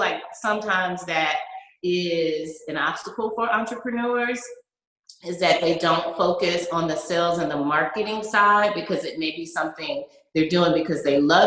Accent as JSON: {"language": "English", "country": "United States", "tie": "born or raised there", "also_born_or_lived": "Atlanta, Georgia / South Carolina / Charleston, South Carolina", "moved": "yes", "lives_now": "Texas, United States", "said": "I'm not from Texas. My family, like I said, is from Charleston. My mom moved to Atlanta. And so I grew up between Atlanta and South Carolina"}